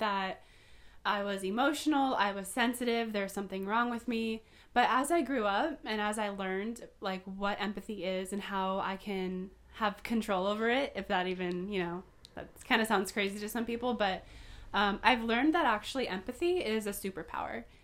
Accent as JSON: {"language": "English", "town": "Poway", "region": "California", "country": "United States", "tie": "born or raised there", "also_born_or_lived": "North County, San Diego", "lives_now": "North County San Diego, United States", "said": "Born and raised in Poway"}